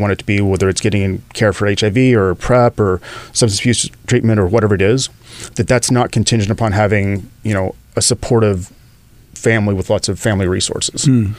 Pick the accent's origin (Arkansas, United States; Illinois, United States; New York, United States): Arkansas, United States; accent: Southern drawl, Texas twang; moved away as an adult; also born or lived in Dallas, Texas; now in Los Angeles, United States; I was born in Arkansas. I lived there for about the first 20 years. And then I escaped to Dallas.